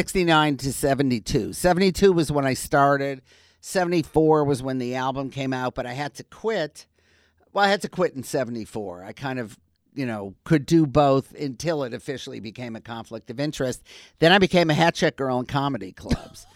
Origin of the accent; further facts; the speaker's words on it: Detroit, Michigan, United States; moved away as an adult; also born or lived in Wisconsin; I grew up in Detroit.